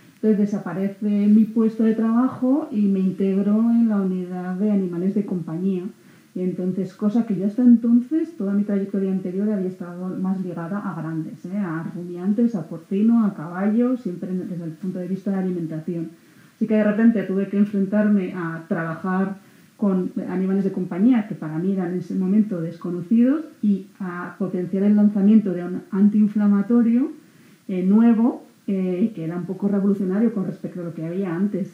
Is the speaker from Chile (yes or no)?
no; Huesca, Aragon, Spain; moved away as an adult; now in Zaragoza, Spain; Soy de Huesca, estoy en Zaragoza